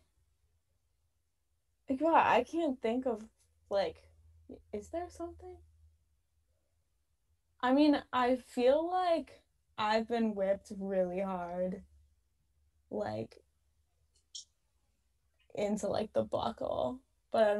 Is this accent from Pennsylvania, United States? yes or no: no; Ohio, United States; now in New England, United States; I'm from Ohio